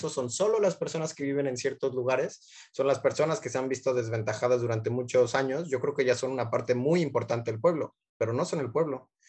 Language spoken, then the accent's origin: Spanish; Mexico; yo soy tan mexicano como el pueblo que tanto se ensalza.